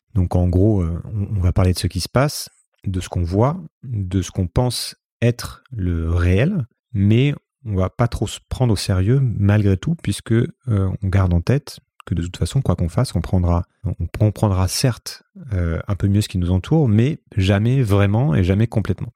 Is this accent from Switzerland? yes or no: no; Paris region, Île-de-France, France; moved away as an adult; also born or lived in Brazil / Hong Kong; now in Lisbon, Portugal; J'ai grandi en région parisienne